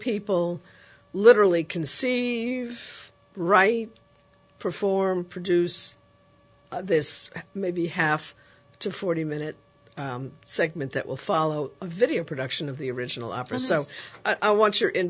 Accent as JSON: {"language": "English", "town": "New York City", "region": "New York", "country": "United States", "tie": "born or raised there", "moved": "yes", "said": "I grew up in New York City. I lived in the Bronx."}